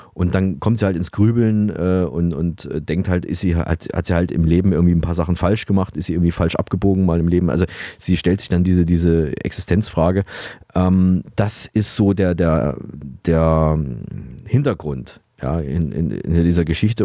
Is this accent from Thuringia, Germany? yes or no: yes; Saalfeld, Thuringia, Germany; aus meiner Heimatstadt Saalfeld in Thüringen